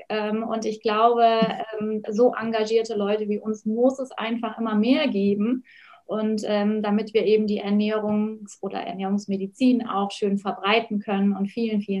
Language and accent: German; Oberstdorf, Bavaria, Germany; Ja, also ich komme ja aus den Bergen, aus dem schönen Allgäu, aus Oberstdorf. Und da bleibt es natürlich nicht aus, dass man Ski fährt.